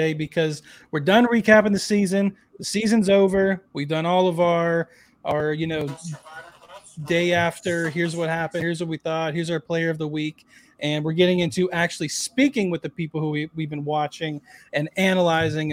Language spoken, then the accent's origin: English; Pittsburgh, Pennsylvania, United States; born raised in Pittsburgh